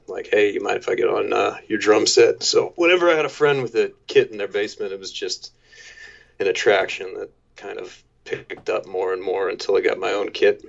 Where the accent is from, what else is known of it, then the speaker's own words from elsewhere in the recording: Maryland, United States; also born or lived in Washington, D.C. / San Diego; I was born in D.C. Uh, popped out to San Diego for a year, but mainly grew up around the Maryland area